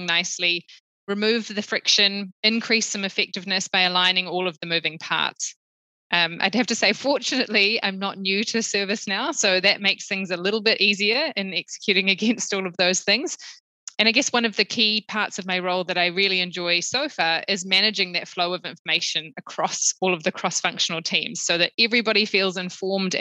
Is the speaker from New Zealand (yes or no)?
yes; New Zealand; moved away as an adult; also born or lived in Sydney; now in Singapore; I'm a Kiwi. I grew up in New Zealand, and despite living outside of Aotearoa for the last 10 years, it is still home to me.